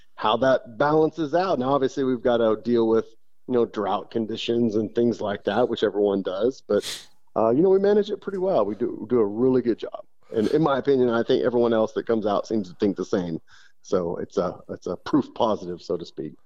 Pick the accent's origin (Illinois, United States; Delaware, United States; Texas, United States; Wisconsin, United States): Texas, United States; Odessa; I grew up in West Texas in uh, uh Odessa, Midland, Odessa area